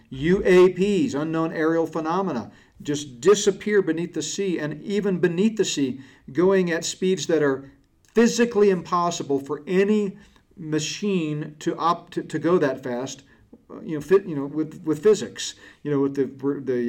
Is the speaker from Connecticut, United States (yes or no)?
yes; Connecticut, United States; I grew up in Connecticut in grade school and junior high school, we used to camp in Boy Scouts in the Catskills